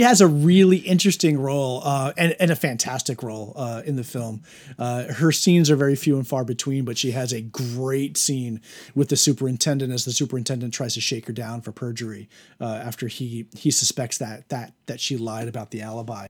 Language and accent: English; United States; as an American in twenty twenty